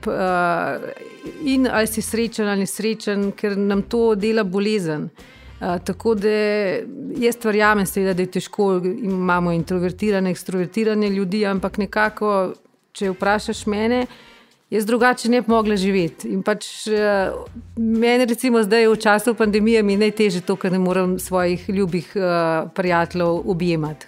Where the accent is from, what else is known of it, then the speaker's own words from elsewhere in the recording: Bistrica pri Tržiču, Upper Carniola, Slovenia; moved away as an adult; now in Belgrade, Serbia; sem iz Bistrice pri Tržiču